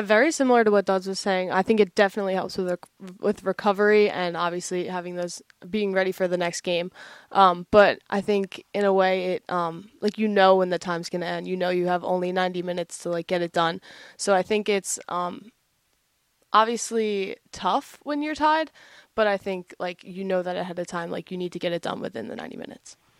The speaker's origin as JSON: {"language": "English", "town": "Sewell", "region": "New Jersey", "country": "United States", "moved": "as an adult", "lives_now": "New Hampshire, United States", "said": "I'm from Sewell, New Jersey."}